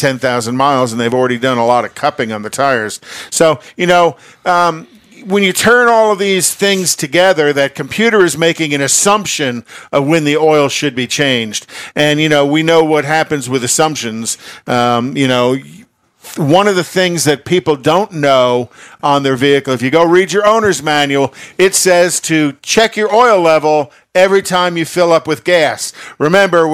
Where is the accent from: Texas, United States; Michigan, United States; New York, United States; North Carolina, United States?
New York, United States; I'm a New Yorker